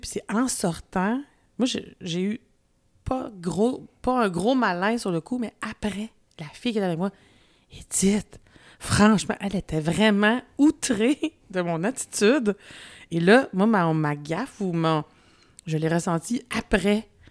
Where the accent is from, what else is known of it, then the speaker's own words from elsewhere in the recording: Quebec, Canada; accent: Québécois; j'ai un accent quand même encore québécois